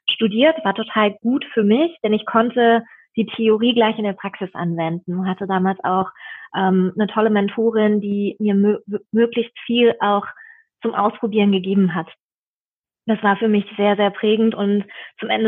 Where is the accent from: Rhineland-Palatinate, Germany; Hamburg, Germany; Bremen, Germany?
Rhineland-Palatinate, Germany; Bad Kreuznach; born there; now in Berlin, Germany; Nein, ich bin in der Weltmetropole Bad Kreuznach geboren. Das ist ah. in Rheinland-Pfalz, im wunderschönen ähm, Nahetal, eine Weißweinregion.